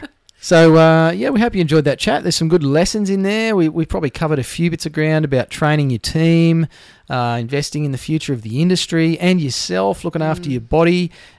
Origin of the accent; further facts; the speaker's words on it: New South Wales, Australia; now in Queensland, Australia; I was born in New South Wales. I'm like a dual citizen.